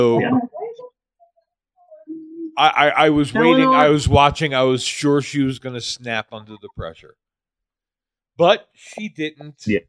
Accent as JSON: {"language": "English", "town": "New York City", "region": "New York", "country": "United States", "said": "I'm kind of spoiled being a New Yorker."}